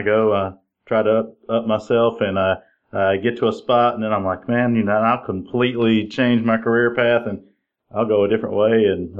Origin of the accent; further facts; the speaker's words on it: Illinois, United States; now in Tennessee, United States; I've been here in Tennessee for, you know, like 30 years, and I moved from Illinois, and it was a lot of snow there.